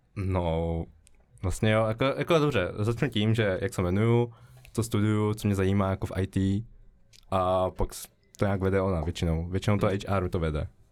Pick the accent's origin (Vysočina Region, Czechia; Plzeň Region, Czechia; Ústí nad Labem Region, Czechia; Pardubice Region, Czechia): Ústí nad Labem Region, Czechia; Žatec; now in Prague, Czechia; jsem ze Žace, uh, studuju SIT tady